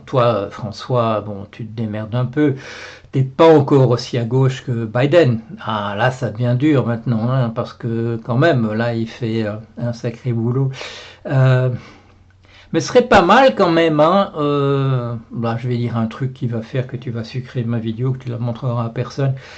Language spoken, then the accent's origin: French; Belgium; je suis, je suis, belge. Voilà, je suis belge